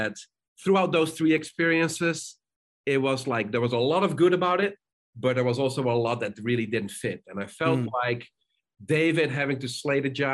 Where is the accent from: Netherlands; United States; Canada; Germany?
Netherlands; moved away; also born or lived in South Africa; I grew up in the Netherlands